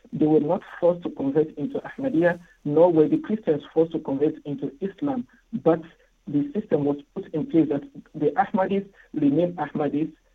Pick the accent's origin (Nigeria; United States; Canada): Nigeria; moved away as an adult; also born or lived in Ghana; now in Kenya; I was born in Nigeria, raised in Nigeria